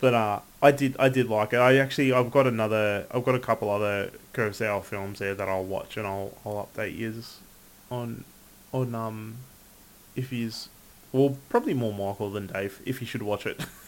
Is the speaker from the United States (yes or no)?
no; Australia; I'm Australian